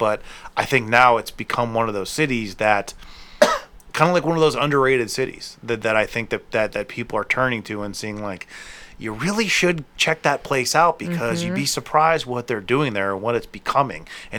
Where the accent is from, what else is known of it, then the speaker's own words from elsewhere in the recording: Akron, Ohio, United States; let me know about that, because I'm from Akron. My mom's down there.